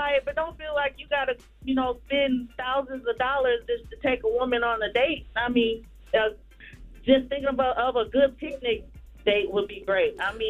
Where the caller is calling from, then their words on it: Lugoff, South Carolina, United States; from South Carolina.